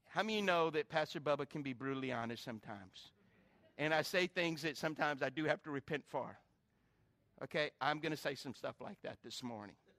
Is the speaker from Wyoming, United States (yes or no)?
no; South Carolina, United States; growing up in South Carolina